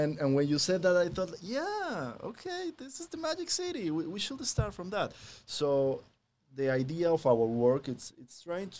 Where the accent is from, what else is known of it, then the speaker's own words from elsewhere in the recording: Colombia; now in Miami, United States; I'm from Colombia. We have all the year the same weather.